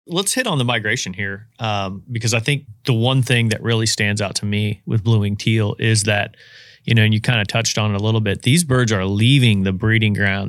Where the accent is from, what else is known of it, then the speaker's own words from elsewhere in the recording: Indiana, United States; now in Louisiana, United States; where I grew up in Indiana